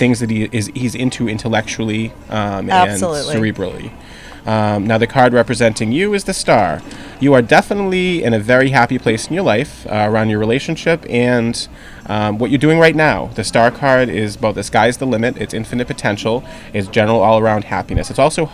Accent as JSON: {"language": "English", "town": "Salem", "region": "Massachusetts", "country": "United States", "said": "I am a witch from Salem"}